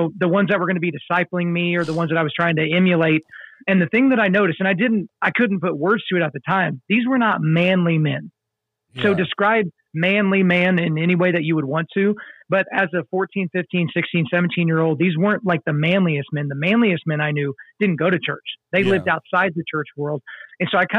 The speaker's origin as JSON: {"language": "English", "region": "Oklahoma", "country": "United States", "tie": "born or raised there", "said": "I grew up in Oklahoma."}